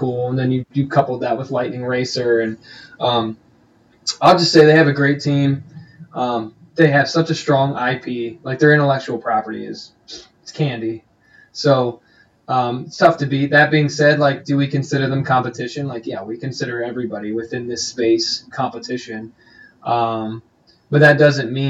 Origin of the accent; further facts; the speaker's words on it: Eastern Pennsylvania, United States; also born or lived in Cincinnati, Ohio; I grew up in Eastern PA.